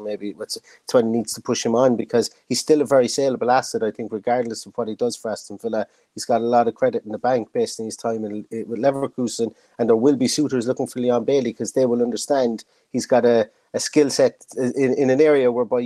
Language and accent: English; Ireland; being an Irishman